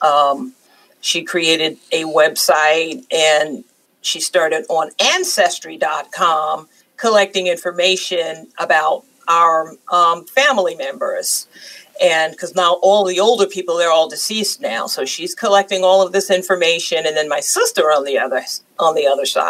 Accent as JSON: {"language": "English", "region": "New York", "country": "United States", "tie": "born or raised there", "moved": "yes", "lives_now": "the South, United States", "said": "I was born and raised in New York"}